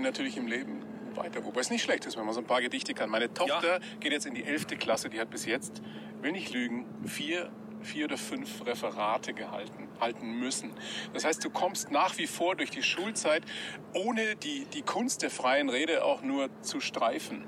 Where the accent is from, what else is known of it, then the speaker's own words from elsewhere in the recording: Weiden, Bavaria, Germany; Ich bin ja zweisprachig aufgewachsen. Meine Eltern aus dem Norden, mhm. ich in Weiden in der Oberpfalz sozialisiert.